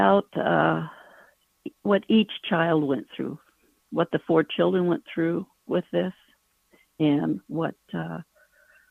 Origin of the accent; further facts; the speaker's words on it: Ontario, California, United States; I grew up in Ontario, California.